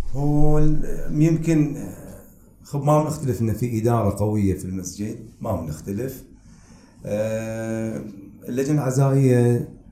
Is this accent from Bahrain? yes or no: yes; Manama, Capital Governorate, Bahrain; now in Madinat Hamad, Bahrain; قريتي خب خب هي كانت الأصل في التربية وكذا وحضوري هناك كان لأن احنا أولاد المنامة